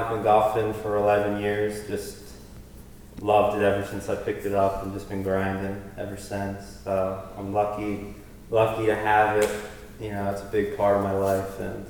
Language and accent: English; Florida, United States; also born or lived in Philadelphia, Pennsylvania / Medford, New Jersey; I was born in Philadelphia, originally from this area, Medford, and then moved to Florida when I was, you know, 6 years old and went to school down there. And I've always come up here in the summers and stayed at my grandparents' house.